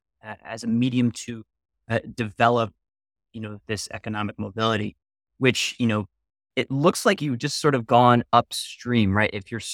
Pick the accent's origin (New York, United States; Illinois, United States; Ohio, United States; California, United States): New York, United States; Brooklyn; I am a New Yorker, a Brooklynite to be specific, through and through